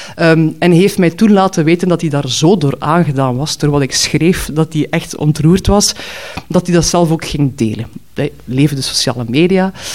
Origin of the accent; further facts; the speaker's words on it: Knokke-Heist, Flanders, Belgium; in Knokken stapte, waar ik ben opgegroeid